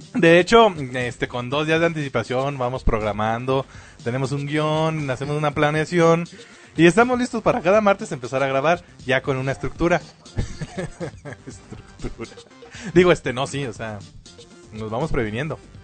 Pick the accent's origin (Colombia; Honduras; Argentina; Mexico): Mexico; lo que viene siendo la cultura mexicana